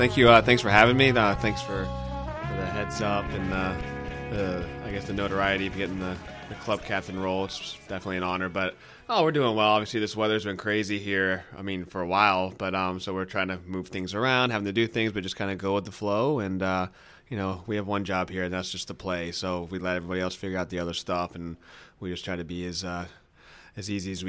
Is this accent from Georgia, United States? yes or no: yes; Atlanta, Georgia, United States; moved away as an adult; now in Austin, United States; Yeah, and I'm actually born and raised in Atlanta